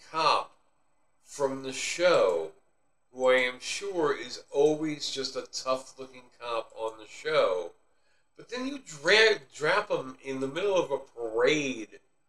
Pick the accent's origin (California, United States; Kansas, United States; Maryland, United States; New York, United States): New York, United States; that was just being a New Yorker.